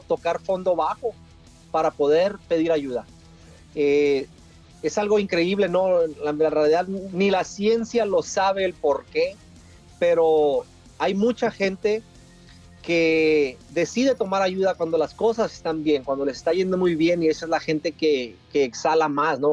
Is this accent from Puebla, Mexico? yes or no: no; Tijuana, Baja California, Mexico; moved away; yo soy de Tijuana y Tijuana lo llevo en mi corazón